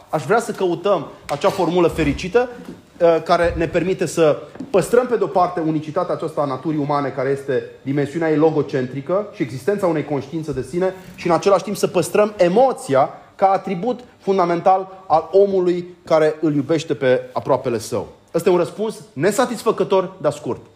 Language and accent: Romanian; Romania; ca români